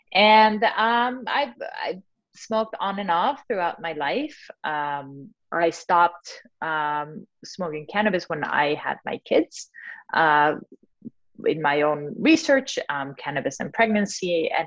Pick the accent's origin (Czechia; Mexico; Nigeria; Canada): Mexico; moved away; I'm originally from Mexico